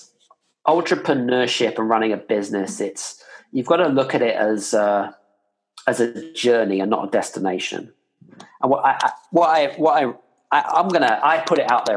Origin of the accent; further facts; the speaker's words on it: United Kingdom; now in Scandinavia; I'm here based in Scandinavia, but I'm British